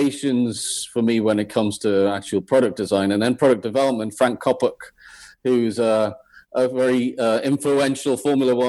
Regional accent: Blyth, North East England, United Kingdom; moved away as an adult; also born or lived in Teesside / Coventry; growing up in Blythe

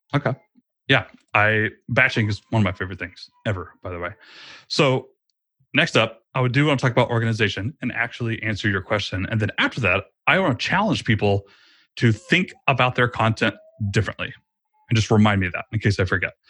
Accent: Georgia, United States; I moved my family across the state of Georgia back to my hometown, actually, where I grew up.

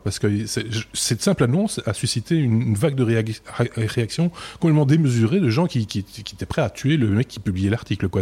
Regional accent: Belgium; chez nous en Belgique

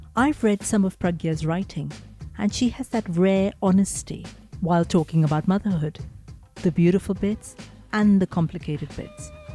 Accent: India; moved away; I grew up in India

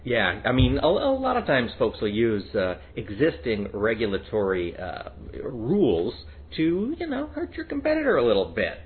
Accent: United States; I am proudly American, and I pronounce things the American way

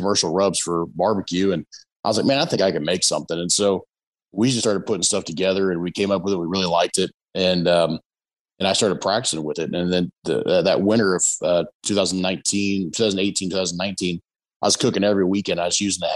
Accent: Texas, United States; I was born in Texas

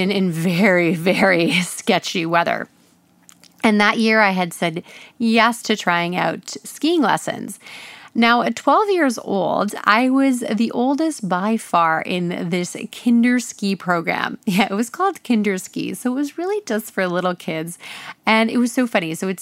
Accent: Ontario, Canada; So when I was a kid, I grew up in Ontario, which is a province here in Canada

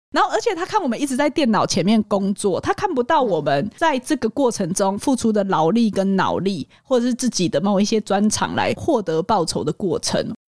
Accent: Hualien County, Taiwan; 我在花莲长大，我觉得我们那个时候的孩子很多是跟着父母工作的

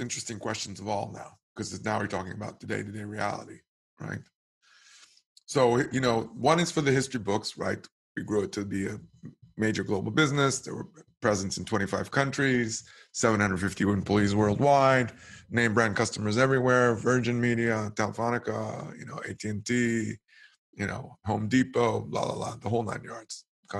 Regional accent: Israel; Mezu means cash in Hebrew. Actually, it's the first two syllables of the word cash. Obviously, I'm from Israel.

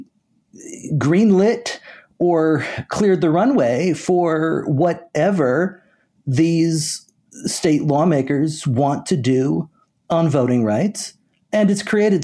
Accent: Connecticut, United States; I grew up in Connecticut.

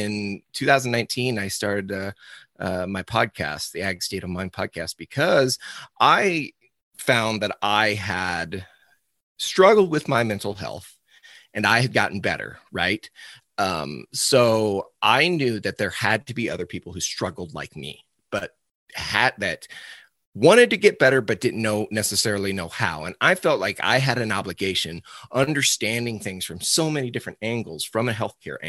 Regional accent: Cuba, Missouri, United States; I'm from Cuba, Missouri, just a little outside St. Louis. I was born and raised on my father's cow-calf operation.

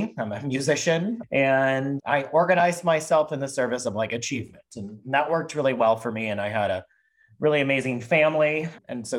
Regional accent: Midwest, United States; I grew up in the Midwest, in a suburb of a city, and in a very non-diverse, very white, kind of very Catholic area.

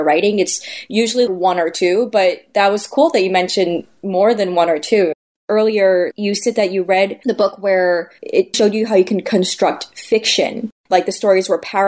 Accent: Great Neck, New York, United States; growing up in Great Neck, Long Island

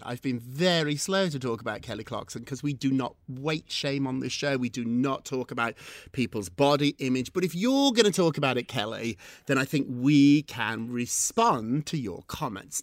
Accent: United Kingdom; I'm British.

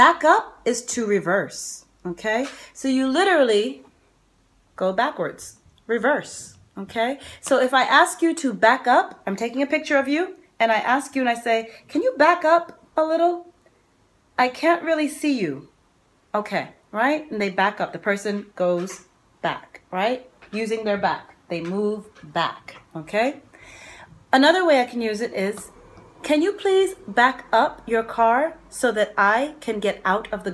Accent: New York, United States; I'm from New York.

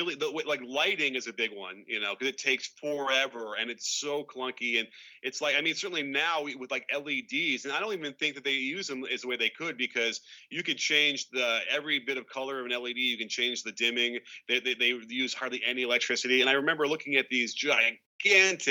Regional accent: Chicago, Illinois, United States; I grew up in Chicago.

